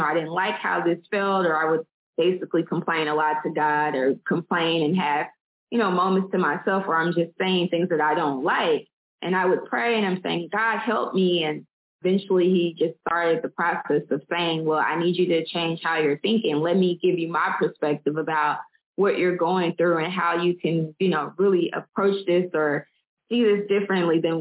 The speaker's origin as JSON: {"language": "English", "town": "Little Rock", "region": "Arkansas", "country": "United States", "moved": "yes", "lives_now": "Birmingham, United States", "said": "I'm originally from Little Rock, Arkansas, and I'm currently in Birmingham, Alabama"}